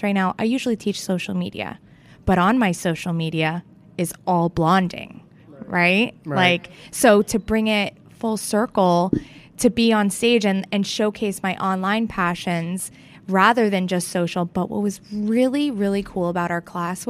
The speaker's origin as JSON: {"language": "English", "town": "Fort Lauderdale", "region": "Florida", "country": "United States", "said": "I'm from Fort Lauderdale"}